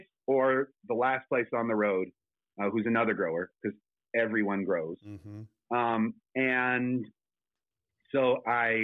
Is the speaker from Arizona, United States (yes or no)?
no; South Dakota, United States; moved away; also born or lived in California; my home state of South Dakota